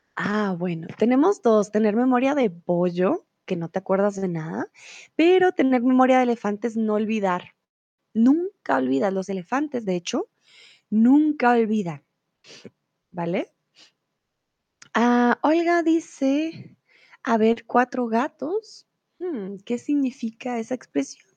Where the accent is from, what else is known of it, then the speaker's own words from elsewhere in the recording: Colombia; tutora de español aquí en Chatterbox, profe de español, soy de Colombia